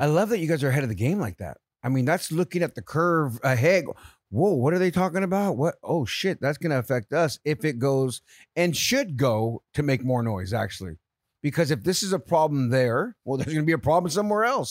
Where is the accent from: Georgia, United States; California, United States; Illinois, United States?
California, United States; San Jose; moved away; also born or lived in San Francisco; I grew up in San Jose